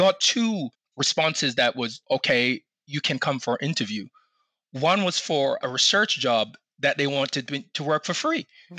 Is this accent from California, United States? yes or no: no; Baltimore, Maryland, United States; in 2019 in Baltimore, which is, I live in Maryland, so it's my hometown.